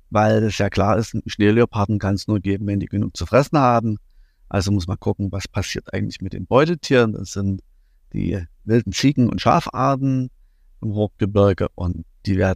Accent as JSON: {"language": "German", "region": "East Germany", "country": "Germany", "tie": "born or raised there", "said": "ich bin in der DDR groß geworden"}